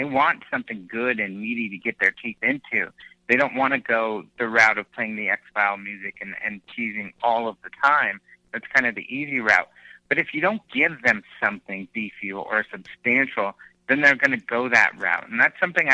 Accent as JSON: {"language": "English", "region": "Southwest", "country": "United States", "said": "I'm from the Southwest"}